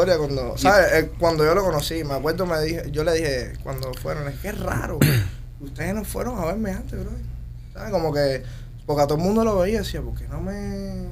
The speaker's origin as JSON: {"language": "Spanish", "country": "Cuba", "moved": "as an adult", "lives_now": "United States", "said": "mi móvil en Cuba lo tenía todo el mundo"}